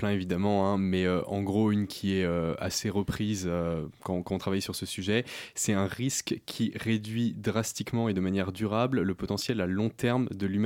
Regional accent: Paris, Île-de-France, France

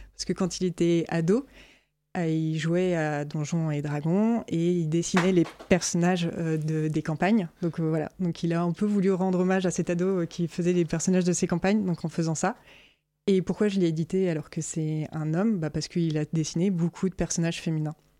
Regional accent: France; je suis française

